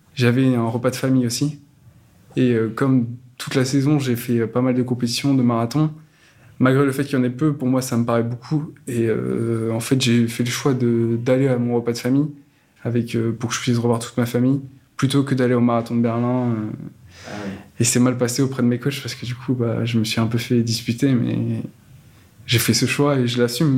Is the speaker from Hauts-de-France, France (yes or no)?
no; Saint-Pierre-lès-Elbeuf, Normandy, France; Dans ma ville natale, Saint-Pierre-des-Albeuf, il y a un club de rollers depuis très longtemps